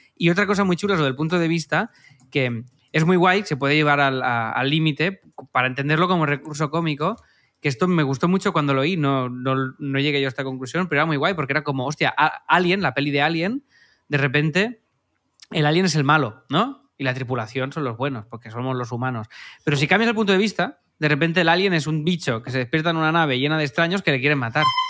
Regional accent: Cerdanyola del Vallès, Catalonia, Spain; en mi pueblo

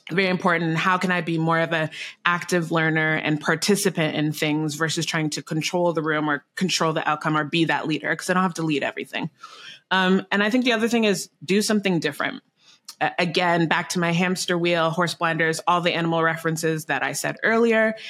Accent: Canada; I'm Canadian, so I say bag funny

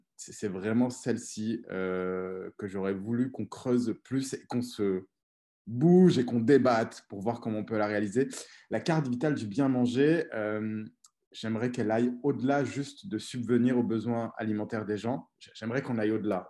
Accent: Auvergne-Rhône-Alpes, France; je suis né, j'ai grandi en Auvergne, en France

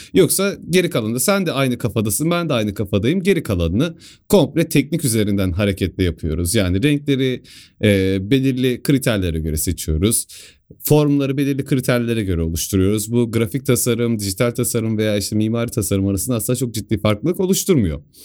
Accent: Sivas Province, Turkey; ben Sivaslıyım

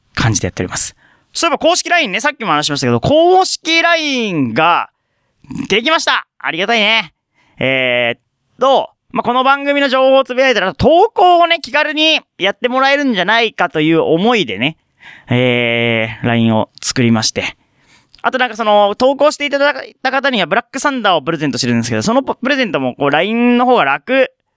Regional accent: Fukuoka, Japan; born or raised there; moved away

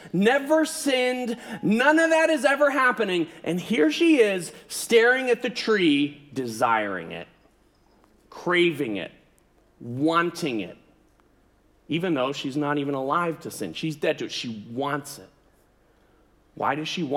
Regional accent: United States; I'm an American

